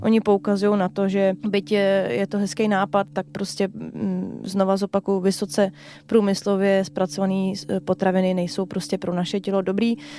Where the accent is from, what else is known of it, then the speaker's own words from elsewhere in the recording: Czechia; u nás v Čechách